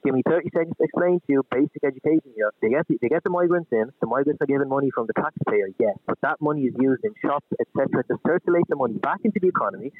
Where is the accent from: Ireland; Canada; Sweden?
Ireland; Dublin, Leinster; Born, raised in Dublin.